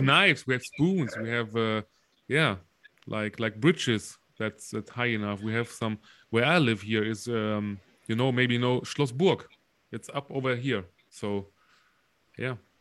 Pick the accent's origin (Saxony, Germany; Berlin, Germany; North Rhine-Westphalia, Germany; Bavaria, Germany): North Rhine-Westphalia, Germany; Solingen; playing for for solingen for for my hometown